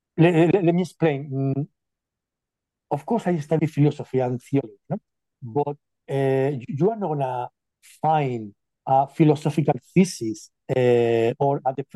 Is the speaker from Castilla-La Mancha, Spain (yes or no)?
yes; Castilla-La Mancha, Spain; moved away as an adult; now in United Kingdom; I am originally from Spain, but about 15 years ago or so, I just left the country